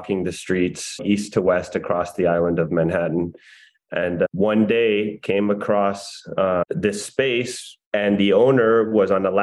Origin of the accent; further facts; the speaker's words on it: Monterrey, Nuevo León, Mexico; moved away; I would take a Combi to school growing up in Monterrey